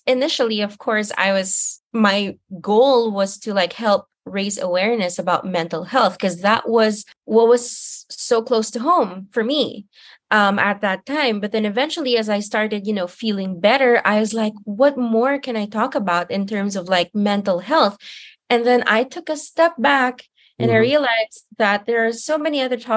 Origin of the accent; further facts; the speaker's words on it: Manila, Metro Manila, Philippines; moved away as an adult; now in Hanoi, Vietnam; I'm from Manila.